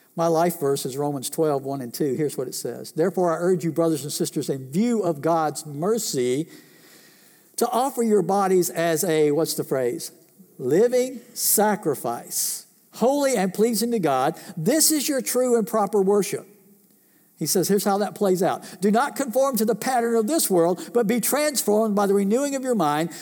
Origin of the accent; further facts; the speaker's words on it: United States; I was born in this country, raised in this country, lived in this country